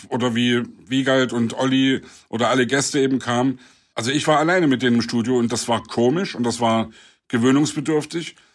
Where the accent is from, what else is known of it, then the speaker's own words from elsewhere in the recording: Leipzig, Saxony, Germany; meine Heimatstadt Leipzig. Gerade weil ich in der DDR groß geworden bin, freue ich mich, dass wir jetzt alle frei unsere Meinung sagen können